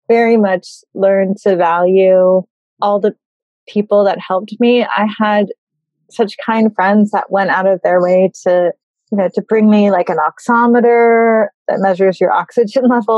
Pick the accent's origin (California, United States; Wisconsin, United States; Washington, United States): California, United States; Burbank; moved away as an adult; also born or lived in Berkeley / Bay Area; now in New York, United States; I grew up in Burbank and I went to school at Berkeley and I lived in the Bay Area and then I moved to New York. So I've been here since 2003